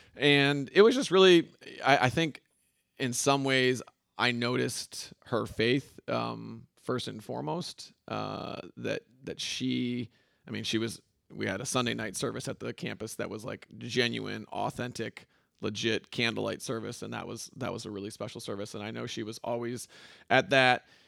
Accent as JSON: {"language": "English", "town": "Grand Rapids", "region": "Michigan", "country": "United States", "tie": "born or raised there", "said": "born and raised in Grand Rapids, Michigan, West Michigan"}